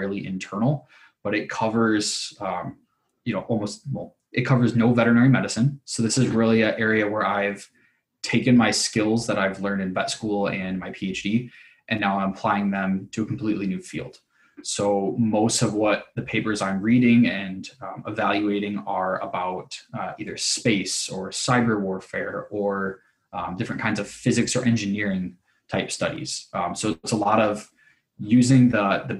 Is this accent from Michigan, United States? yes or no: yes; Kalamazoo, Michigan, United States; I grew up in Kalamazoo, Michigan